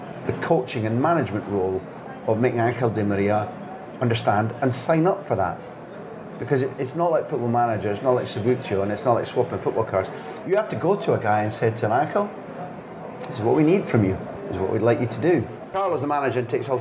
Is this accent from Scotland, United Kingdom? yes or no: yes; Scotland, United Kingdom; as a Scot